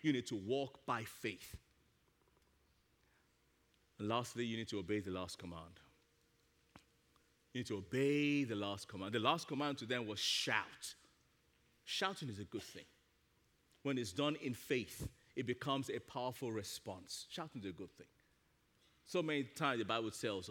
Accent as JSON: {"language": "English", "country": "Nigeria", "tie": "born or raised there", "moved": "yes", "said": "As a little kid growing up in Nigeria"}